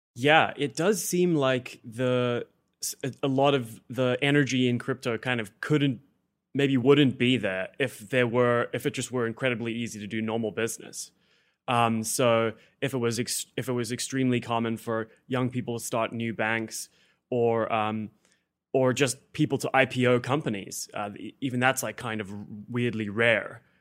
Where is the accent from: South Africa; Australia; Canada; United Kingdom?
South Africa; moved away as an adult; now in United States; I came from South Africa